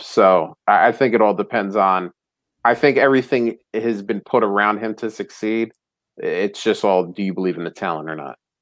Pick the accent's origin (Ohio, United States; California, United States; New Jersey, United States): New Jersey, United States; now in Philadelphia area, United States; I'm actually originally from North Jersey. I grew up about a half hour away from the Old Meadowlands